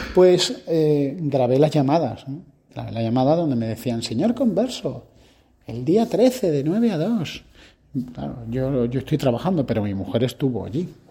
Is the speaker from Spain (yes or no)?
yes; Spain; como españoles tenemos que aprender